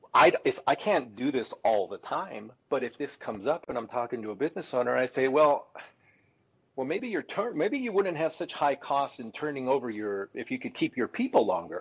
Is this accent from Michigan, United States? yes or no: no; California, United States; I'm from California